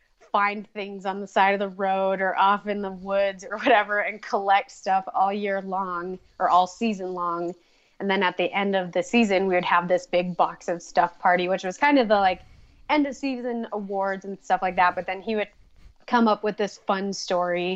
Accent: northern Minnesota, United States; moved away as an adult; also born or lived in Boise, Idaho; now in Idaho, United States; Originally from Minnesota. So when I was pretty young, I moved up to northern Minnesota. And so I grew up in the sticks

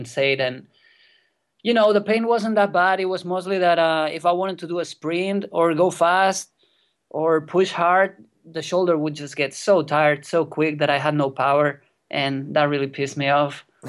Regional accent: near Barcelona, Catalonia, Spain; English is a second language; I was born here in Spain in a place pretty close to Barcelona

